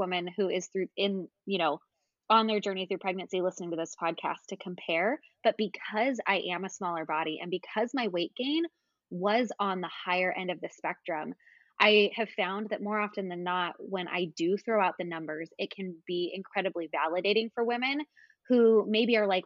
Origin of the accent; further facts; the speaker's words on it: California, United States; now in Alexandria, United States; So I grew up in California. That's where my parents still live